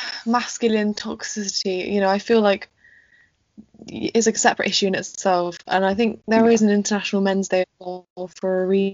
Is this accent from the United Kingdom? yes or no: yes; England, United Kingdom; And I think particularly in this country, because we are British and we don't necessarily have those conversations